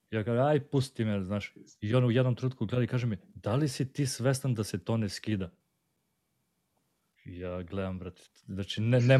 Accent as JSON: {"language": "Croatian", "town": "Vranje", "region": "Pčinja District", "country": "Serbia", "said": "ja sam iz Vranja, znači južna pruga"}